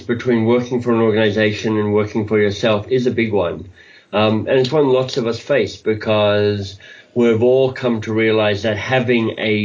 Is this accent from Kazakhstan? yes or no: no; Australia; moved away as an adult; also born or lived in Oxford, England / United States; now in Toronto, Canada; But I'm actually Australian by birth. So I grew up in Australia and lived there till I was about 25